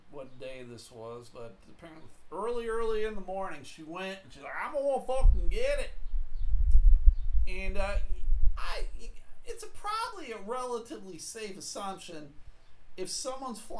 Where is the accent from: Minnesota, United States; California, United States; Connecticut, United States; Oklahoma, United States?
Oklahoma, United States; I'm from Oklahoma, man.